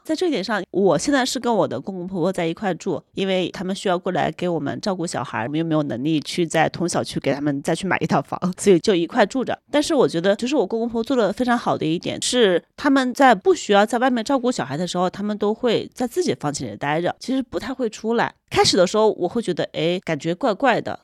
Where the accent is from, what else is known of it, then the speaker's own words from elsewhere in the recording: Hunan, China; moved away as an adult; now in Beijing, China; 我老家是一个湖南的十八线小县城，其实是前几年刚刚摘掉了国家级贫困线的帽子，但它有一个背景在于它有一百五十万人口，就属于一个规模很大的县城